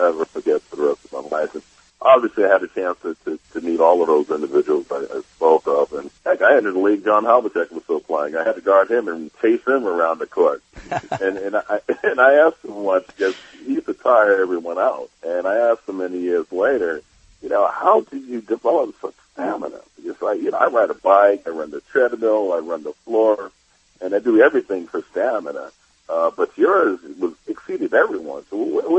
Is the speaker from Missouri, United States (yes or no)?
no; New York City, New York, United States; as a young person growing up in New York